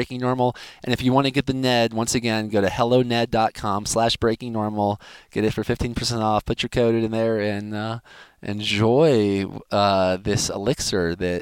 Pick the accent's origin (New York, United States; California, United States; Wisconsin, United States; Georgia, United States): Georgia, United States; we're both from Georgia